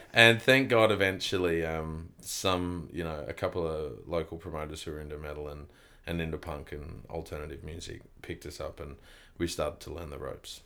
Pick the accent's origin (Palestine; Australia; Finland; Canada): Australia; Kempsey, New South Wales; moved away; also born or lived in Melbourne / Sydney; I grew up in a little country town called Kempsey